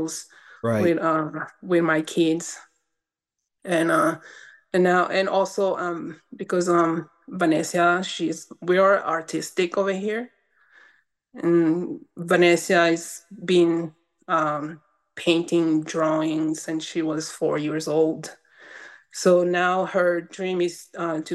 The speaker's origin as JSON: {"language": "English", "region": "Windward Islands", "country": "French Polynesia", "tie": "born or raised there", "also_born_or_lived": "Mo'orea", "second_language": "English", "moved": "as an adult", "lives_now": "New Mexico, United States", "said": "I grew up in Tahiti"}